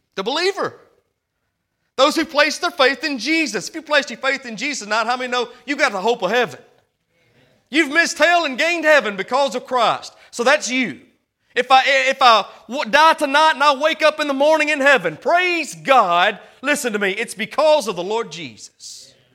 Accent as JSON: {"language": "English", "town": "Hamilton", "region": "Alabama", "country": "United States", "said": "I'm from Hamilton, Alabama. I live in Boar Tree Bottom."}